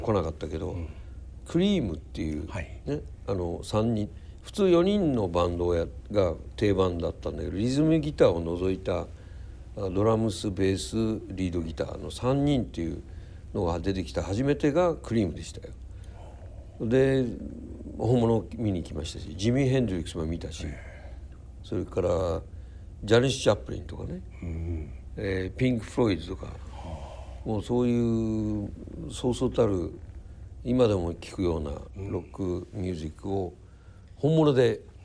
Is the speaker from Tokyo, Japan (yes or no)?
yes; Tokyo, Japan; also born or lived in Osaka; 祖師ヶ谷大倉っていうところで育って、はい、祖師ヶ谷小学校千歳中学新宿高校